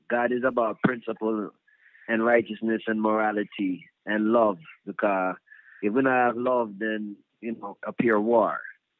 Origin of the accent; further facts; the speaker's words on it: New Jersey, United States; We grew up around, like me, I grew up in Union County, New Jersey, where Pete Funk is from.